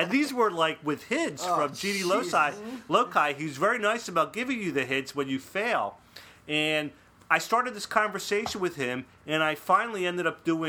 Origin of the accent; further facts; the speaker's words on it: Philadelphia, Pennsylvania, United States; moved away; I am from the East Coast. Accento. Right, out in Philadelphia.